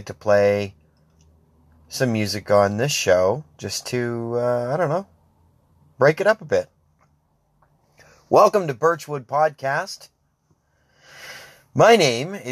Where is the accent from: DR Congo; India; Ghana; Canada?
Canada; Grand Bay-Westfield, New Brunswick; I'm from Grand Bay originally